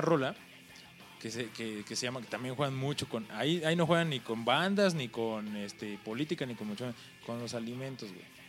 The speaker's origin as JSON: {"language": "Spanish", "country": "Mexico"}